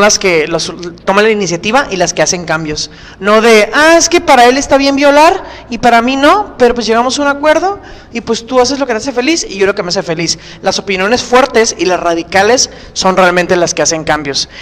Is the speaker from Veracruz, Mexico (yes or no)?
no; Tijuana, Baja California, Mexico; mi país